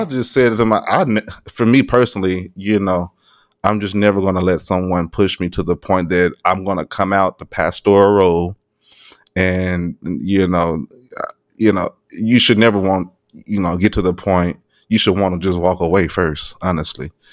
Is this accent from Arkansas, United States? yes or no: yes; Arkansas, United States; moved away; I'm from Arkansas